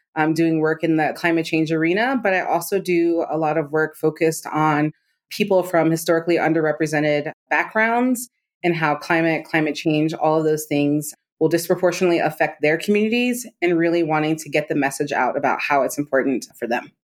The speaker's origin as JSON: {"language": "English", "region": "Maryland", "country": "United States", "tie": "born or raised there", "said": "I grew up in Maryland outside of D C."}